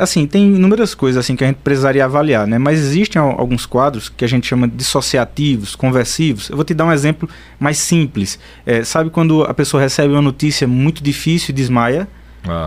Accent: São Bento do Una, Pernambuco, Brazil; eu sou de São Bento

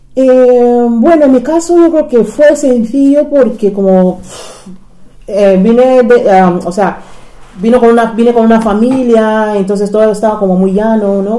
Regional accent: Nigeria; Spanish is a second language; moved away as an adult; now in Spain; Nací en Nigeria y llegué a España con 18 años

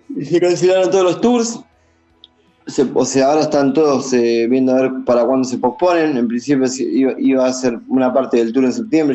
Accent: Argentina; moved away as an adult; also born or lived in Buenos Aires; now in Los Angeles, United States; cuando le dije que era de Argentina

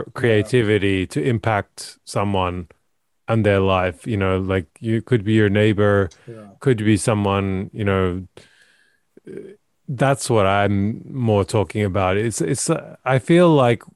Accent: Australia; now in Norway; I grew up in Australia

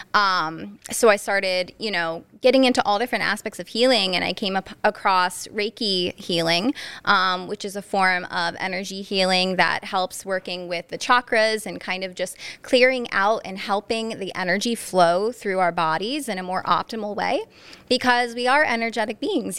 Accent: Northeast Pennsylvania, United States; also born or lived in New Jersey; I'm from Northeast P A, born and raised

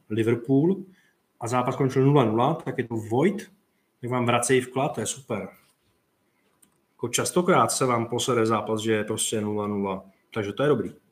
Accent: Slovakia; Já Betáno nemůžem ani ot- otvořit, lebo jsem ze Slovenska, ale typ sport můžem, to je divné celkom.

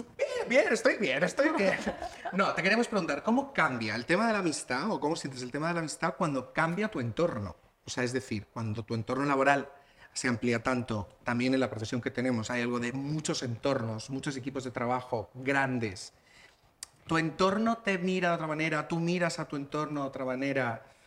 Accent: Region of Murcia, Spain; now in Madrid, Spain; Yo tengo entorno en Lorca, yo soy de Murcia

